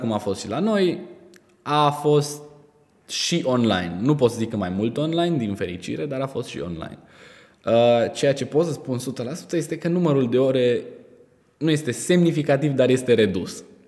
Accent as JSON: {"language": "Romanian", "country": "Romania", "said": "ca și români"}